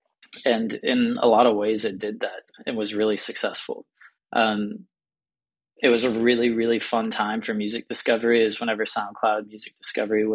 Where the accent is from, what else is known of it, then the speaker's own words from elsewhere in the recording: Pittsburgh, Pennsylvania, United States; moved away; I'm from Pittsburgh, Pennsylvania, and I grew up obsessed with music blogs